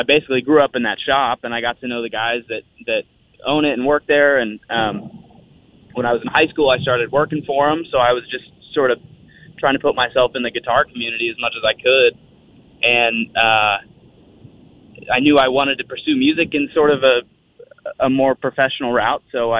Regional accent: Spokane, Washington, United States; moved away as an adult; now in Nashville, United States; I was born in Spokane, Sacred Heart.

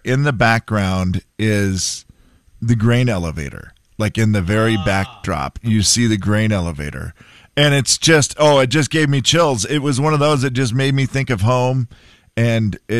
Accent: Harrington, Washington, United States; moved away; my hometown, Harrington, Washington

